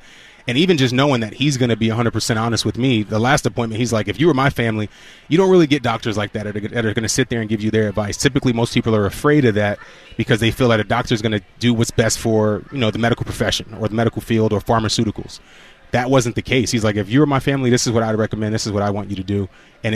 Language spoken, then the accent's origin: English; New York, United States; I'm a New Yorker